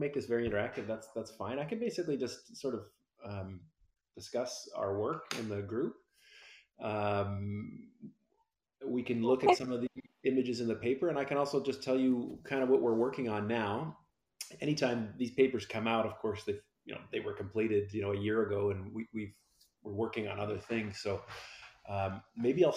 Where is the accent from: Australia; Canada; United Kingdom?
Canada; Victoria, British Columbia; I'm from Victoria, BC, on the west coast of Canada